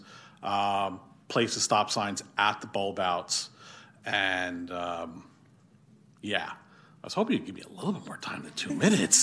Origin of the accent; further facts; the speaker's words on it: New Jersey, United States; also born or lived in Philadelphia area, Pennsylvania; now in Sacramento, United States; I came here from the Philadelphia area, originally born and raised in New Jersey.